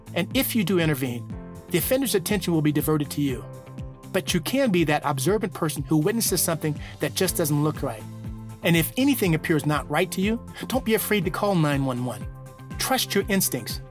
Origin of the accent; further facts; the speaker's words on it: Reno, Nevada, United States; my hometown of Reno, Nevada